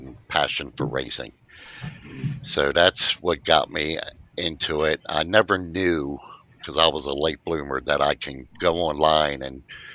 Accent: Maryland, United States; here in my hometown of Maryland

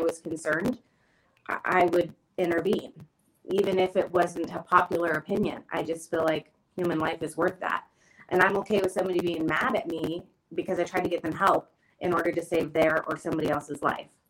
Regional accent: Springfield, Oregon, United States; also born or lived in Eugene, Oregon / Creswell, Oregon; I was born and raised in Springfield, and I, you know, graduated from Thurston, but I had to move into Eugene

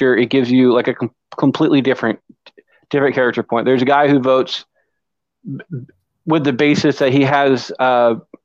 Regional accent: Ottumwa, Iowa, United States; I am a thespian from Troop 615 down here in Tumwa, Iowa

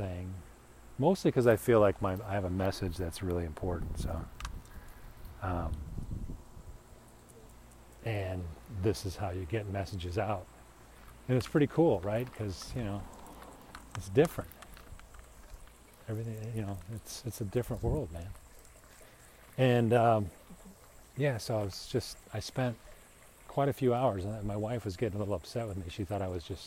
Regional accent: Chicago, Illinois, United States; I grew up in Chicago

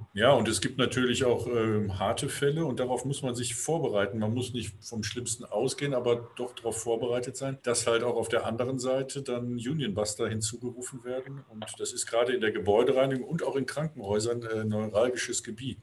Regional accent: Ahlen, North Rhine-Westphalia, Germany; In meiner Heimatstadt Aalen in Westfalen

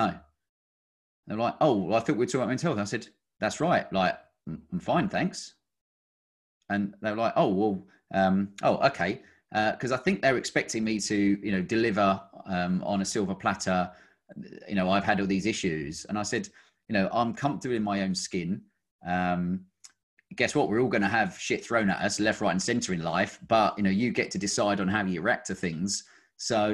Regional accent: Kent, South East England, United Kingdom; moved away as an adult; now in Cotswolds, United Kingdom; I grew up down in Kent

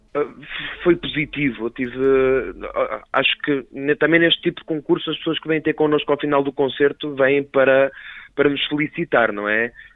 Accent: Cinfães, Viseu, Portugal; Somos de Sinfãs

